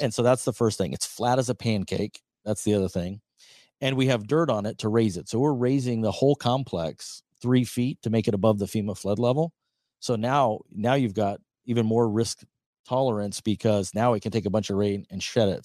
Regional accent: Nebraska, United States; my home state of Nebraska

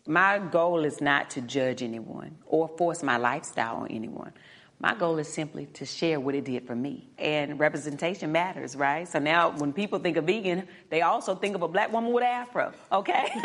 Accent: North Carolina, United States; I'm from North Carolina

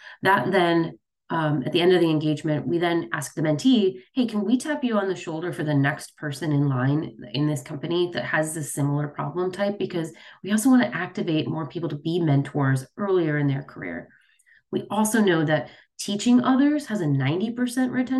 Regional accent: Chicago, Illinois, United States; I grew up in the Midwest. I was raised, born and raised in Chicago.

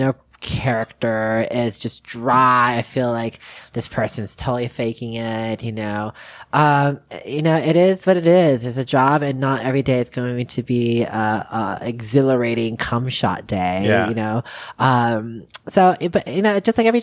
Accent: San Francisco, California, United States; also born or lived in Las Vegas / Los Angeles / New York; now in Tennessee, United States; I was born in San Francisco

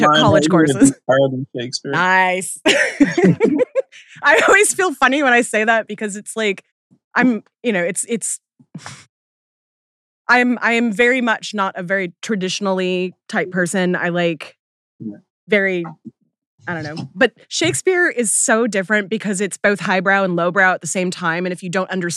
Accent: Seattle, Washington, United States; I was born and raised in Seattle

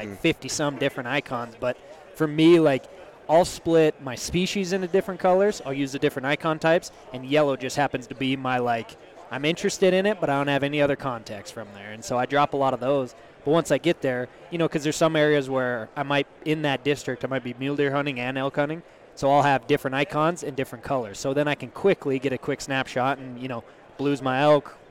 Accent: Montana, United States; my home state of Montana

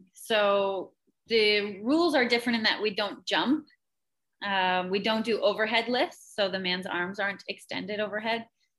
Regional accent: Canada; Being Canadian, it's in our blood, isn't it?

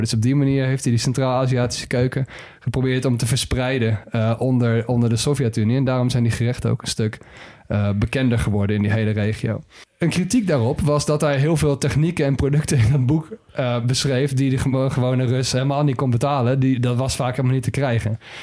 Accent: Netherlands; als Nederlander

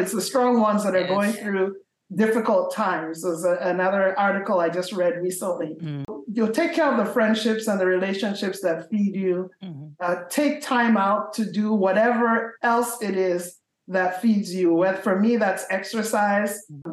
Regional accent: Nigeria; moved away; I was born in Nigeria

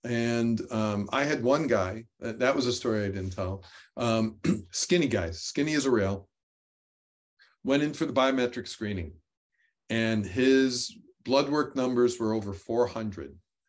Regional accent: New York, United States; now in North Carolina, United States; I came from New York, which had short summers, short springs, short falls, and very long winters.

